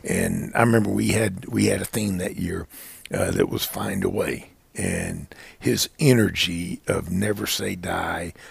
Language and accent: English; Dallas, Texas, United States; moved away; I grew up in Dallas. I was born there